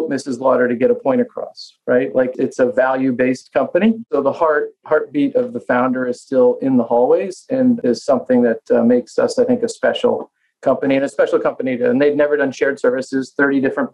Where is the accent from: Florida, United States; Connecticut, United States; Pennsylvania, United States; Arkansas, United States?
Connecticut, United States; moved away as an adult; also born or lived in Boston; I was born and raised in Connecticut